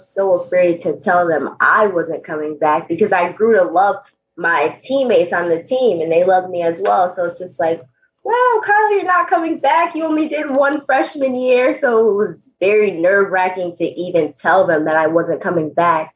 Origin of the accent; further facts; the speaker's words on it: Poughkeepsie, New York, United States; here in my hometown, Poughkeepsie, New York, at my high school track